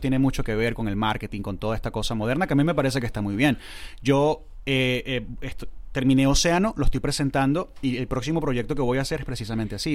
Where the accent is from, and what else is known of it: Valencia, Carabobo, Venezuela; moved away; also born or lived in Punto Fijo, Venezuela / Caracas, Venezuela